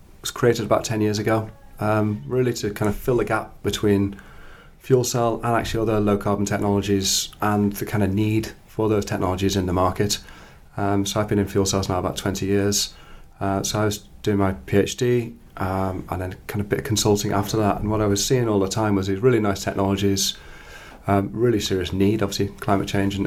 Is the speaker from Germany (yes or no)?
no; Liverpool, North West England, United Kingdom; I was brought up in Liverpool with this kind of, I guess I would call them crudely, my nice hippie family